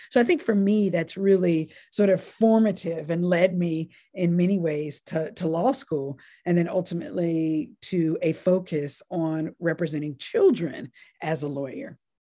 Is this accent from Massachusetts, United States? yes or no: no; North Carolina, United States; born or raised there; also born or lived in Nashville, Tennessee